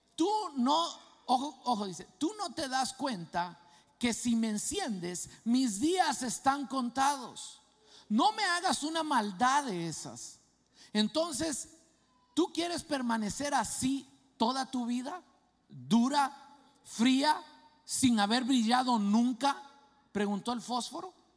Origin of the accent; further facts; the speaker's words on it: Guatemala; moved away; eso me pasaba a mí en mi país, en Guatemala